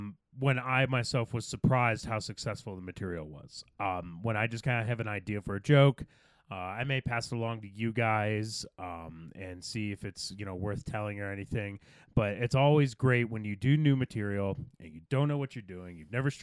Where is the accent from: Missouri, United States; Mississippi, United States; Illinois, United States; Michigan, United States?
Michigan, United States; moved away; I'm from Michigan, not Texas